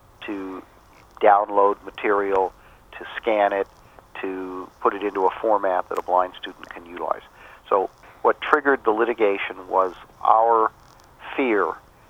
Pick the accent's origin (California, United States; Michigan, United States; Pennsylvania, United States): California, United States; my home state, California